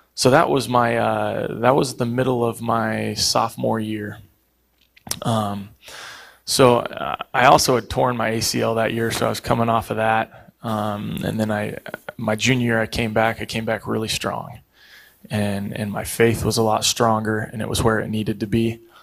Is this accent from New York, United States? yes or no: no; Eugene, Oregon, United States; moved away; also born or lived in Pittsburgh; I grew up in Eugene